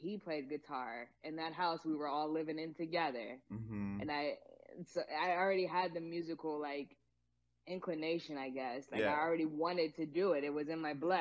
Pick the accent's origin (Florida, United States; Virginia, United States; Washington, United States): Virginia, United States; Hampton; moved away as an adult; also born or lived in Atlanta, Georgia; now in Santa Barbara, United States; I'm originally from Virginia, Hampton, Virginia specifically